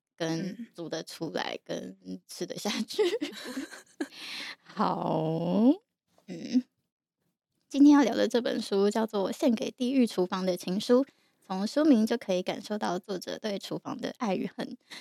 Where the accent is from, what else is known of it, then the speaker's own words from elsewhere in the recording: Yilan, Yilan County, Taiwan; moved away; 我因为我以前在宜兰长大嘛，